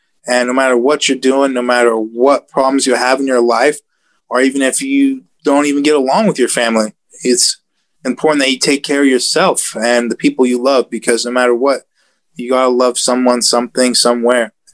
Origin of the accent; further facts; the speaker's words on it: United States; I am an American. I'm proud to be an American.